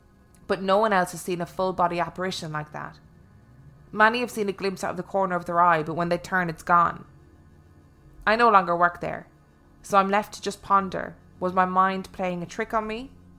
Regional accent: Ashland, Kentucky, United States; I'm from Ashland, Kentucky, and at one time worked in a 10-story hotel.

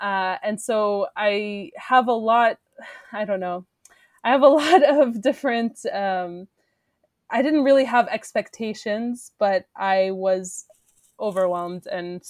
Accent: Saudi Arabia; also born or lived in Syria; Well, so I grew up in Saudi Arabia, but my family is originally Syrian. I spent almost a third of my life in Syria, though not continuously.

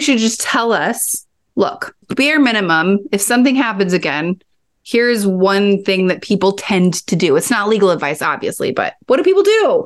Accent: Kansas, United States; I grew up in Kansas

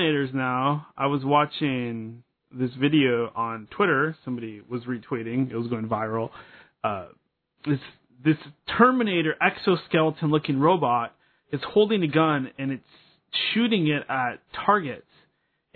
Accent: Seattle, Washington, United States; a local boy. I always talk about, hey, I'm from the Pacific Northwest. I'm from the Puget Sound. I'm from Seattle

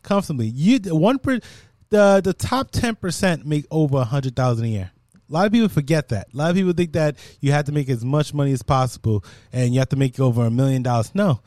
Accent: Jamaica; I'm Jamaican

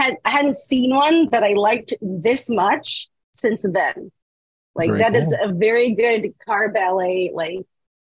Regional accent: Brazil; moved away; I am originally from Brazil

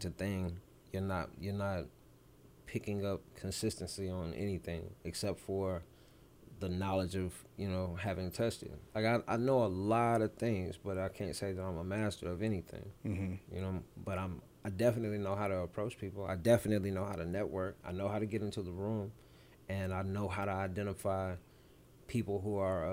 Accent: Clarksville, Tennessee, United States; also born or lived in Germany; Growing up in Birchwood, Clarksville, Tennessee, on the north side

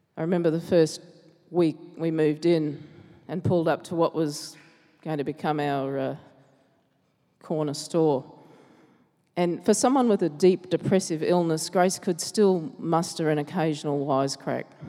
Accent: Logan, Queensland, Australia; growing up in Logan

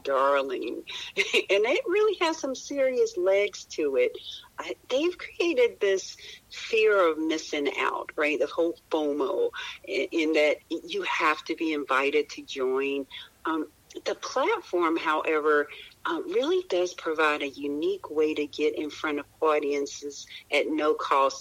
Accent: Roanoke, Virginia, United States; I was born in Roanoke, Virginia

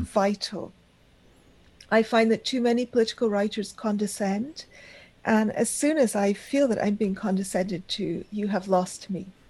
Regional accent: Karachi, Sindh, Pakistan; moved away; also born or lived in Argentina / Bombay, India; I spent my childhood in Pakistan. I grew up in the Pakistani Parsi community in Karachi

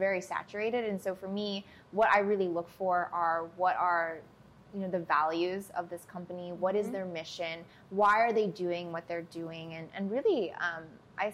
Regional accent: Minnesota, United States; moved away as an adult; also born or lived in Chicago, United States; now in Los Angeles, United States; I grew up in Minnesota, and I went to school in, outside Chicago, lived in Chicago. So, like, very Midwest. Been in LA, like, almost 8 years now

